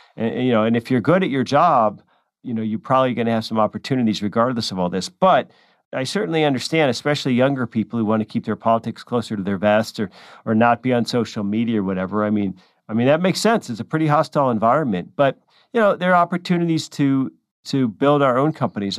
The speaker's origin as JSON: {"language": "English", "region": "California", "country": "United States", "tie": "born or raised there", "said": "California, my home state"}